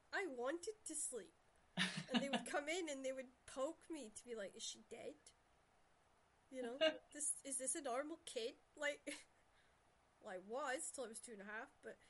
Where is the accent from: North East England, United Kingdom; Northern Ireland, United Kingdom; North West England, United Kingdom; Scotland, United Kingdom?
Scotland, United Kingdom; Shetland; growing up in Shetland, the family dynamics was most of the parents of my mother and father's generation, they had 13, 11, those were normal numbers of families.